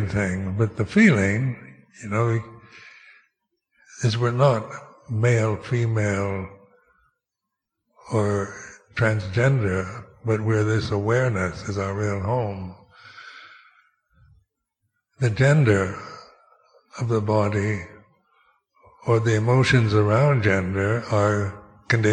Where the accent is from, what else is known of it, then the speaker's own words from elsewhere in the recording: Seattle, Washington, United States; moved away; I was born in Seattle, Washington, United States. Is that my real home? I haven't lived there for 60 years